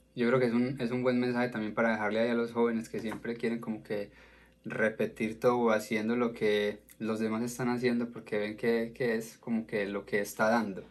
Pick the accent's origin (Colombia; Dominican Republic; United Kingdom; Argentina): Colombia; como colombiano